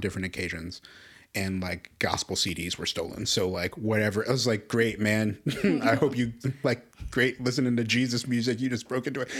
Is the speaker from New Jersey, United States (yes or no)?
no; Chicago, Illinois, United States; moved away as an adult; now in Las Cruces, United States; I grew up in Chicago my life